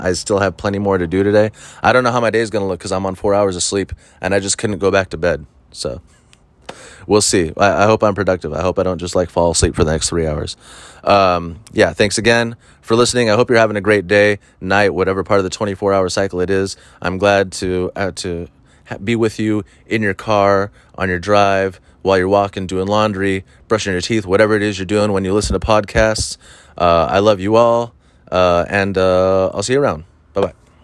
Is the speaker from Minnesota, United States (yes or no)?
no; Huntington Beach, California, United States; I grew up in Huntington Beach